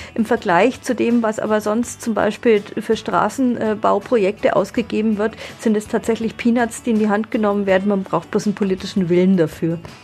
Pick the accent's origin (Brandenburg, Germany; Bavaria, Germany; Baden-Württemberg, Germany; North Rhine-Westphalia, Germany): Bavaria, Germany; Roth; now in Nuremberg, Germany; Ich komme ja aus Rot, da äh, sind für mich der Steckerlerswald, die Butzermuggerle, das ist irgendwie so eine Erinnerung.